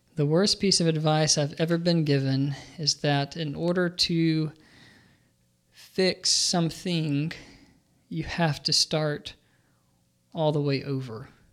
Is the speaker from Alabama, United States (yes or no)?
yes; Birmingham, Alabama, United States; I grew up in Birmingham, Alabama